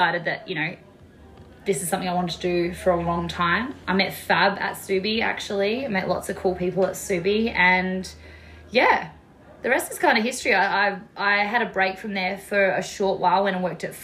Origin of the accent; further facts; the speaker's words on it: Yankalilla, South Australia, Australia; I grew up in Yankalilla, which is probably about an hour south from where we are here in Albanella.